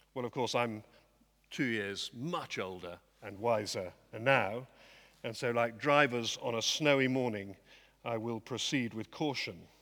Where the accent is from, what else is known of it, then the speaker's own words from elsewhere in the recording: Dorset, South West England, United Kingdom; I come from Dorset